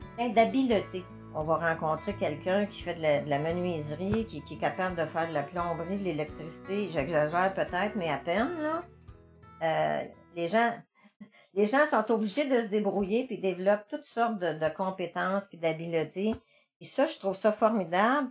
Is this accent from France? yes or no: no; Montreal, Quebec, Canada; moved away as an adult; now in Gallix, Canada; je viens de Montréal